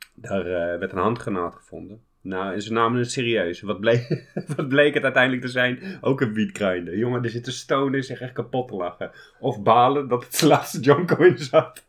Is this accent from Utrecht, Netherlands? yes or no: yes; Utrecht, Netherlands; ik kom uit Utrecht